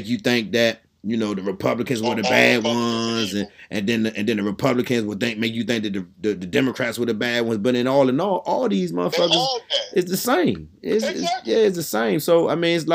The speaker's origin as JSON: {"language": "English", "town": "Washington", "region": "District of Columbia", "country": "United States", "tie": "born or raised there", "said": "I came from Southeast DC"}